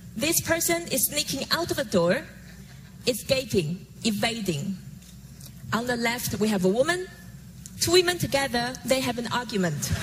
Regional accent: Taiwan; Growing up in Taiwan as a daughter calligrapher

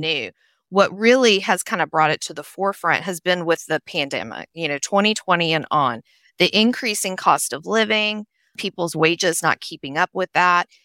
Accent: Nashville, Tennessee, United States; also born or lived in Charlotte; now in Blue Ridge Mountains, United States; I grew up in Nashville, Tennessee, which you can probably tell from my accent

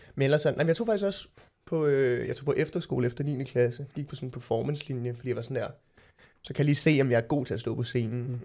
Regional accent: Copenhagen, Capital Region of Denmark, Denmark; jeg voksede op på Østerbro, gået på Sortedamskolen

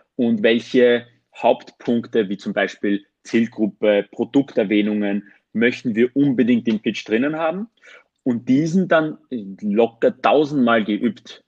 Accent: Armenia; moved away; ich bin ursprünglich Armenier

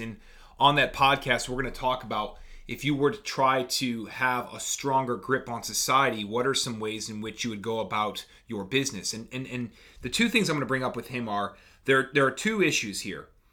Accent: United States; as an American citizen

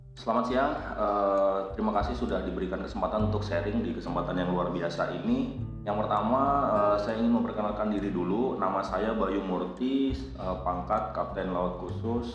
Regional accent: Purwokerto, Central Java, Indonesia; moved away; asli asal saya dari Kabupaten Banyumas atau orang lebih dikenal dengan Kota Purwokerto

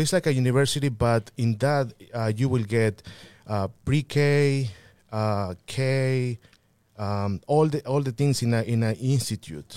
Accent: Mixteca Poblana, Puebla, Mexico; English is a second language; now in Aurora, United States; I was born in Puebla in, in a, well, en la, en la Mixteca Poblana.

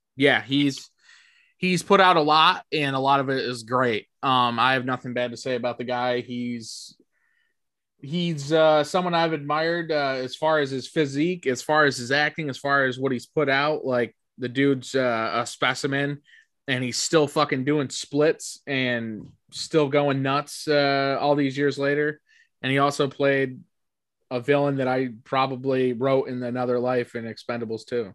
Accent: Canastota, New York, United States; we grew up in Canastota, there's a small Italian town

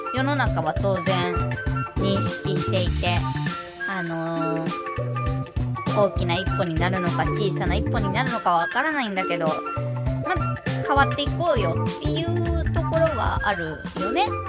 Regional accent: Shizuoka, Japan; now in Kanto, Japan; 地元静岡なんですけど、関東に来たぐらいから

